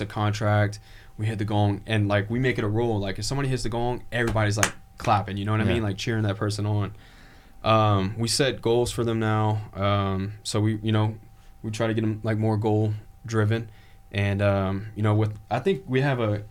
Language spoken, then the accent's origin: English; Louisiana, United States; I'm from Louisiana